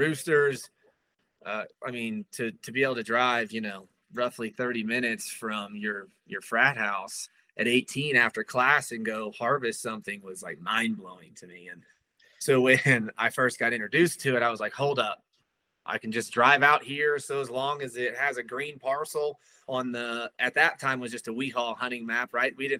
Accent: Kansas City, United States; I was born and raised outside of Kansas City

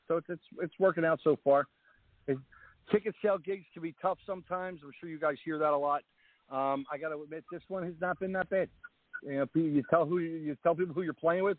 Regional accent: New Jersey, United States

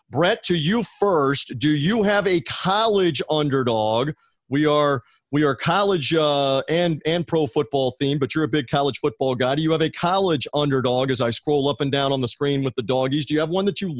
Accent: Memphis, Tennessee, United States; in Memphis, Tennessee, my hometown

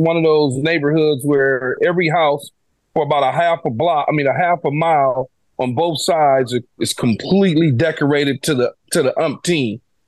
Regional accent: Los Angeles, California, United States; I grew up in South Central Los Angeles, all right? The poorest of the poorest.

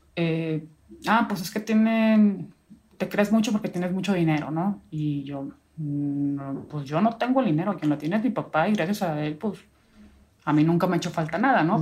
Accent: northern Mexico, Mexico; Yo soy norteña

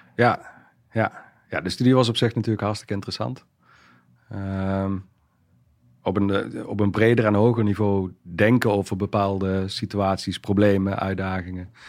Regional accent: Wijnandsrade, Limburg, Netherlands; opgegroeid in Zuid-Limburg. Um, ja, geboren in een klein dorpje, Wijnandschade.

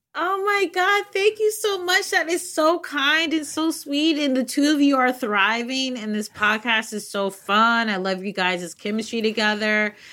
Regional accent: United States; my Americanness

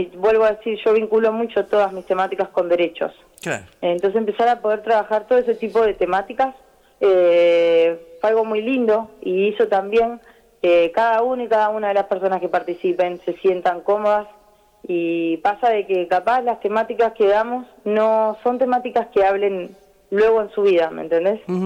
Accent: Santa Fe, Argentina; acá en Santa Fe, que es de donde yo nací, yo soy de Santa Fe Capital

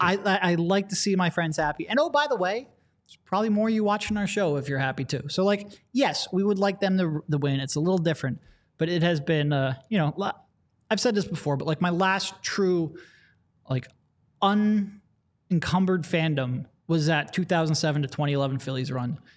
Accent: Philadelphia, Pennsylvania, United States; we're from Philadelphia

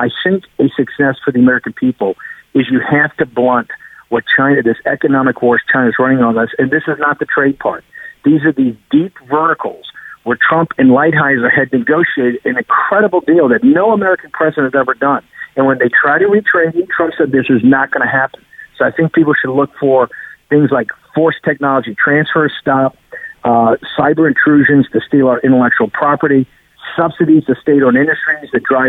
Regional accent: United Kingdom; As being British, you know that's really what started the 200 years of humiliation.

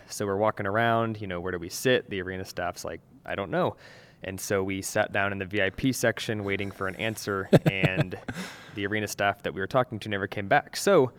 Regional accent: Florida, United States; Said, I'm from Florida. I'm used to this heat.

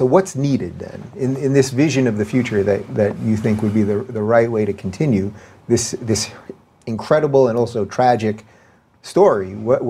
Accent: Long Island, New York, United States; so I grew up in Long Island, everyone was either Jewish or Greek or Italian, basically

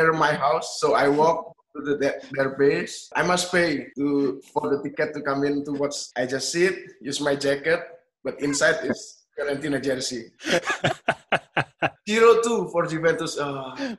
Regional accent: Indonesia; I will go to back to Indonesia

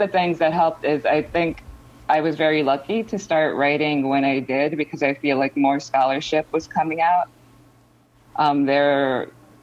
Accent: New York, United States; I grew up in New York

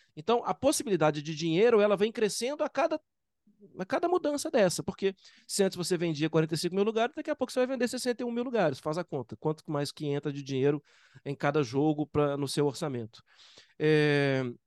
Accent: Brazil; eu sou brasileiro

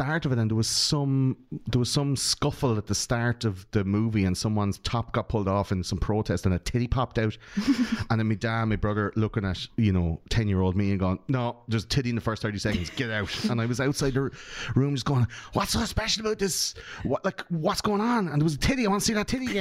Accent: Ireland; we grew up in Catholic Ireland.

